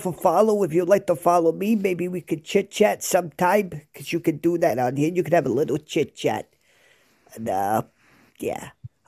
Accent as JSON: {"language": "English", "country": "United States", "also_born_or_lived": "New Jersey / Brooklyn, New York", "moved": "as an adult", "lives_now": "Scotland, United Kingdom", "said": "I'm not from the UK. I'm from New Jersey and Brooklyn. It's kind of a mix there, but I live in the UK now. I moved to Scotland"}